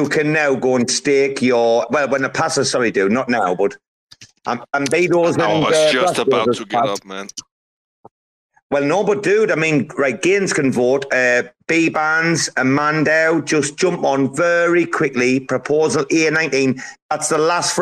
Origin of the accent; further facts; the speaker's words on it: Sunderland, North East England, United Kingdom; Matt is from my hometown. So if you listen to us have a bit of crack, you'll hear proper Sunderland here.